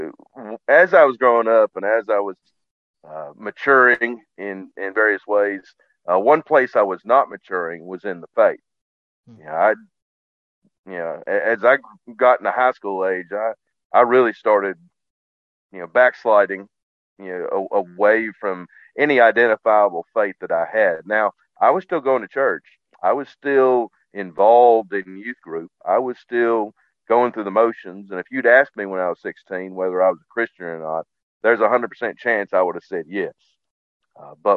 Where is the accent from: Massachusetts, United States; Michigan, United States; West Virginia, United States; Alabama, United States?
West Virginia, United States; growing up in West Virginia at the time